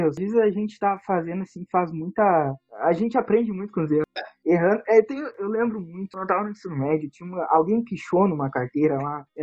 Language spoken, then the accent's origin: Portuguese; Santa Maria, Rio Grande do Sul, Brazil; Santa Maria, Rio Grande do Sul.